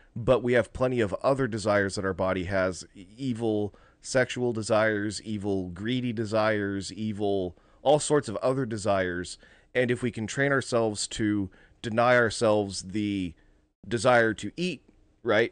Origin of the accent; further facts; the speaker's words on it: United States; as Americans